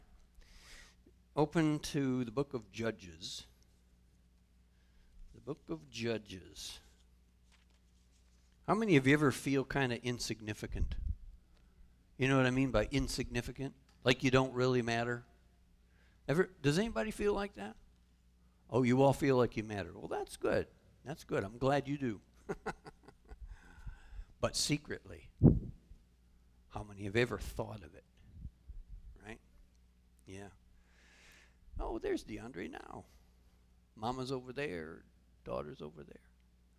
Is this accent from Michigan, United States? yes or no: yes; Michigan, United States; now in Port Charlotte, United States